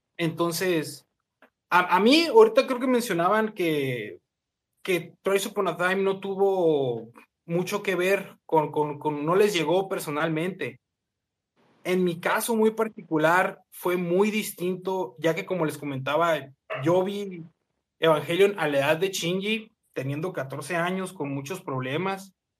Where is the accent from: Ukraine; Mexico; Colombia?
Mexico; near the US border, northern Mexico; yo soy de México